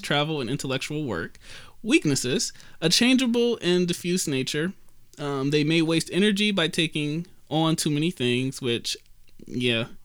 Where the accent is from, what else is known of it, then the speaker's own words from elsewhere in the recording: Detroit, Michigan, United States; me and Kat, born in Detroit, Sinai Grace